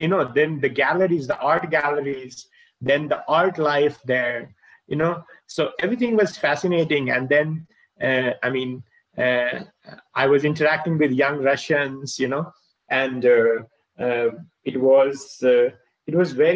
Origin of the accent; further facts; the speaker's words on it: Bihar, India; moved away; also born or lived in Moscow; when I was growing up in Bihar